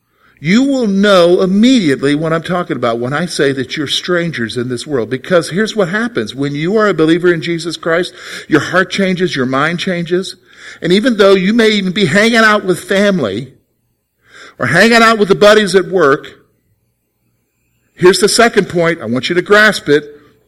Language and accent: English; South Carolina, United States; also born or lived in Germany; Well, yeah, I guess you could say I'm from South Carolina, but I'm really not from South Carolina. I was born in Germany to a German mom.